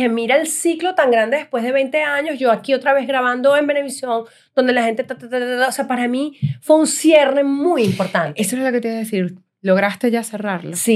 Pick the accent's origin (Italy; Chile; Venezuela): Italy; me gusta comer, soy italiana.